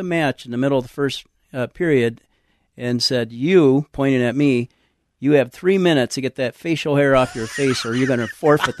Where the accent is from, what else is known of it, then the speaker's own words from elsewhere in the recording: San Antonio, Texas, United States; I was raised in San Antonio and for the most part.